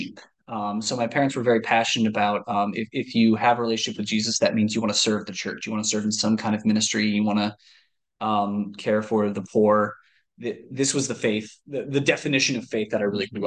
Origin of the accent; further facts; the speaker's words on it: Michigan, United States; also born or lived in Ohio; we very quickly moved to Michigan